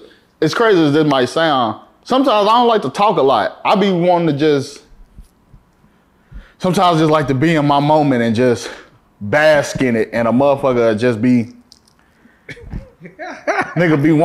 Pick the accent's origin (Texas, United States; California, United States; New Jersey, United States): Texas, United States; Fort Worth; coming from Fort Worth